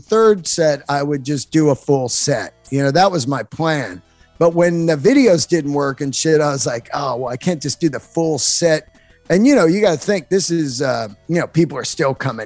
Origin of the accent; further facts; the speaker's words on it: Bay Area, California, United States; now in Los Angeles, United States; I grew up in the Bay Area